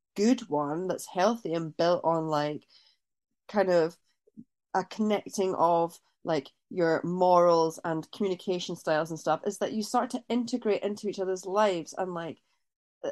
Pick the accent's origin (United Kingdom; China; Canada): United Kingdom; Scotland; I grew up in Scotland